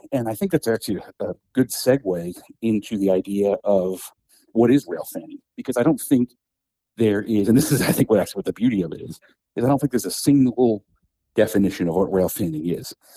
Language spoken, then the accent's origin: English; Metuchen, New Jersey, United States; I grew up watching trains in Metuchen